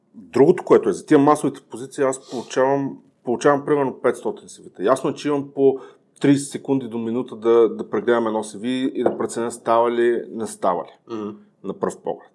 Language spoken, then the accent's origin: Bulgarian; Ruse, Ruse Province, Bulgaria; moved away; съм родом от Русе